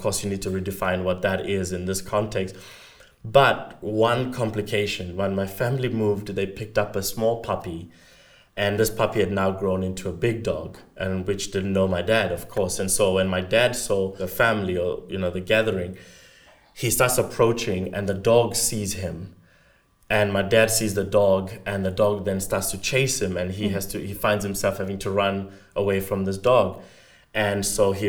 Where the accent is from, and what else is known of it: South Africa